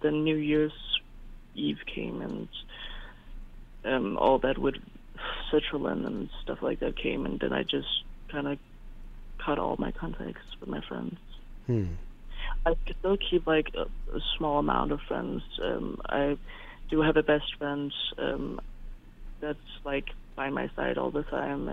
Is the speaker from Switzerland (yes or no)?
no; Denmark; I'm from Denmark